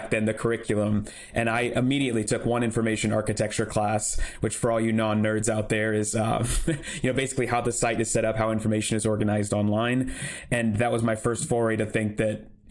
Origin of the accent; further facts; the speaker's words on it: Portland, Oregon, United States; now in San Luis Obispo, United States; me and my wife live down in San Luis Obispo now, but I grew up in Portland, Oregon